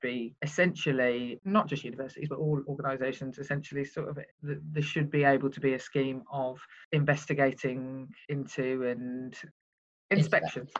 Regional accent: Birmingham, West Midlands, United Kingdom; I come from Birmingham where we have the grammar school system still

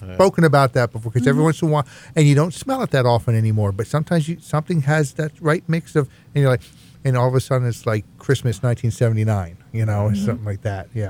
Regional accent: Scotland, United Kingdom; I'm Scottish

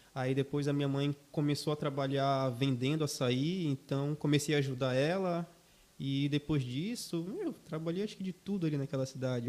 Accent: São Miguel do Guamá, Pará, Brazil; now in Joinville, Brazil; São Miguel do Guamá, município de Belém do Pará.

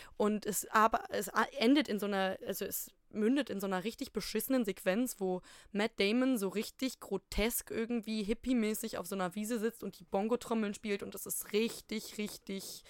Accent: Ruhr area, North Rhine-Westphalia, Germany; bei uns im Pott

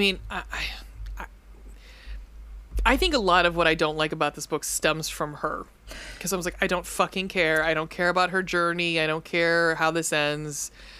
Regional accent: Texas, United States; I'm Texan. And not only do I speak and understand Southern

